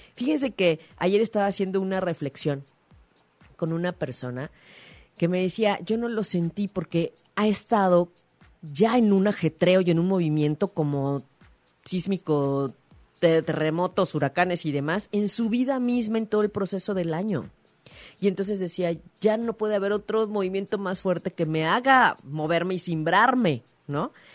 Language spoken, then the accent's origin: Spanish; Mexico; como mexicanos